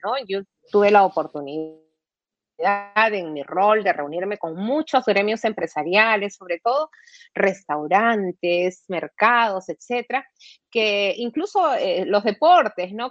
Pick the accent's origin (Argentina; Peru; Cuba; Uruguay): Peru; como peruana